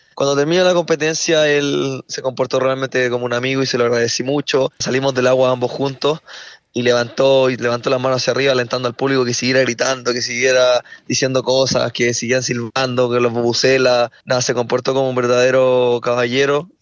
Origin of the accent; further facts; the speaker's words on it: Chile; aquí en mi país